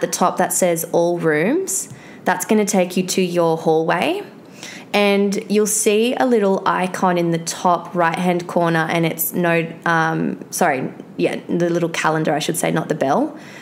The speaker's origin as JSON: {"language": "English", "country": "Australia", "said": "I'm from Australia."}